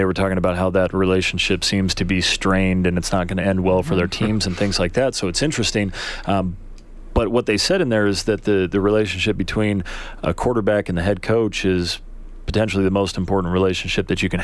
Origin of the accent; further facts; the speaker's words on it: United States; a kid growing up in the United States that loves football